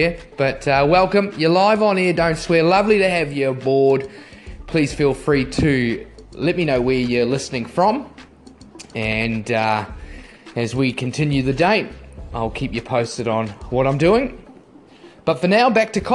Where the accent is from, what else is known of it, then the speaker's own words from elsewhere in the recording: New Zealand; as a Kiwi, as a kid